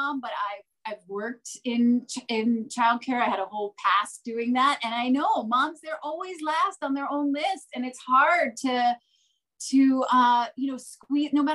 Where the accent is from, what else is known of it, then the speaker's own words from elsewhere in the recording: New Jersey, United States; I grew up in New Jersey, in the suburbs, and I went to Rutgers